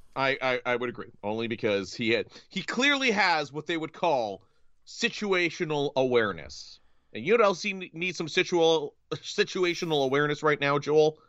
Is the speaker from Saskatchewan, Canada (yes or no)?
no; Northern Ontario, Canada; moved away; I was home for one of my very best friend's weddings, uh, back in Northern Ontario